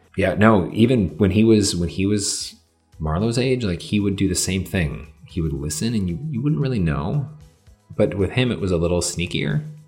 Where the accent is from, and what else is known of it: Michigan, United States; now in Illinois, United States